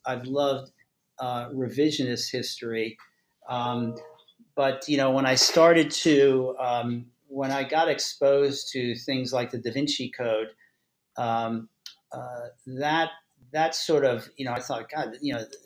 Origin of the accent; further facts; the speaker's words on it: Maryland, United States; I'm from Maryland